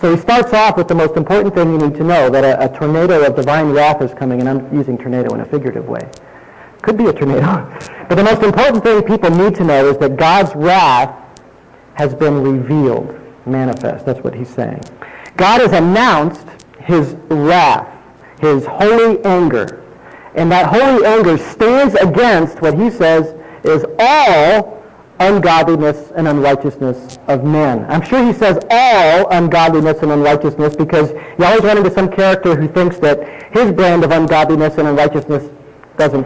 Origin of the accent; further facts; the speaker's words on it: Indiana, United States; when I was young growing up in Indiana